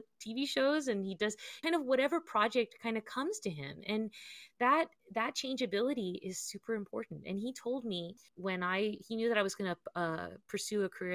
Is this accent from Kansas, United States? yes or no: no; Southern California, United States; growing up in California, in Southern California especially